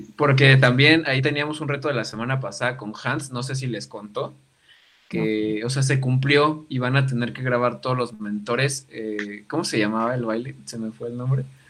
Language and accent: Spanish; Mexico; como mexicano